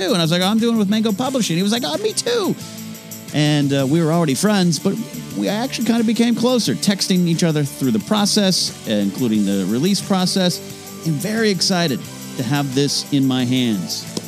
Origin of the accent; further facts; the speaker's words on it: Arroyo Grande, California, United States; moved away; my hometown of the Arroyo Grande, California